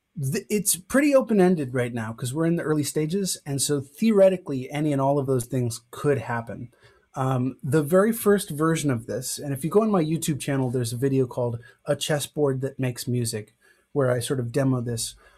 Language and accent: English; Evanston, Illinois, United States; I'm from Evanston, Illinois